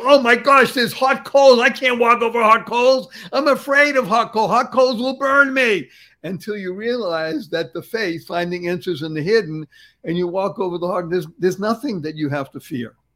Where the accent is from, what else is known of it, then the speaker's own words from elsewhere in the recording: Boston, Massachusetts, United States; I grew up in Boston